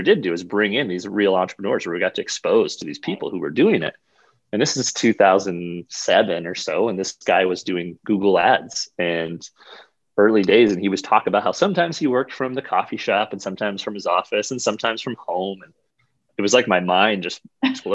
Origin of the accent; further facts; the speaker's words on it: Brookings, South Dakota, United States; also born or lived in Northeast Iowa / Sioux Falls, South Dakota; I grew up in Brookings, South Dakota, just about an hour north here of Sioux Falls.